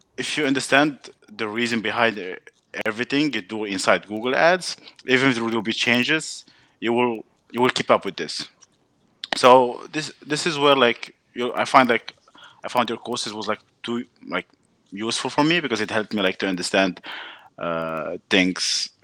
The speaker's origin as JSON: {"language": "English", "country": "Morocco", "also_born_or_lived": "France", "moved": "as an adult", "lives_now": "Canada", "said": "I'm from Morocco."}